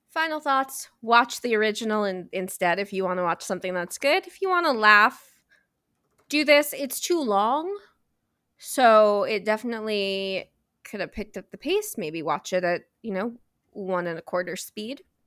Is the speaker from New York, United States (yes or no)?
yes; New York City, New York, United States; I was born and raised in New York City